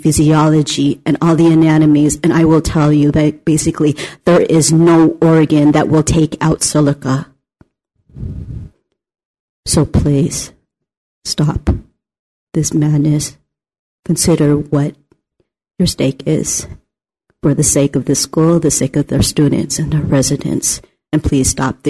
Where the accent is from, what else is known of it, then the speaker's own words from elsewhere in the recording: California, United States; I'm originally from Solano County, and I fought against the LNG gas plant